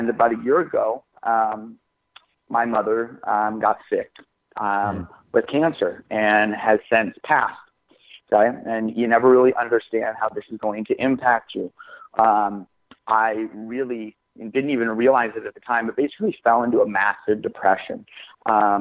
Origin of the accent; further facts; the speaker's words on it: Washington, United States; moved away as an adult; now in California, United States; I grew up in Washington State